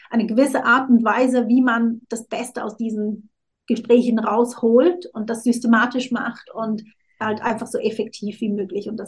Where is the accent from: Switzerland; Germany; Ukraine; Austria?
Switzerland; ich bin halb Südafrikanerin. Ich habe meiner Mutter lange vorgeworfen, also sie, ich bin ja in der Schweiz aufgewachsen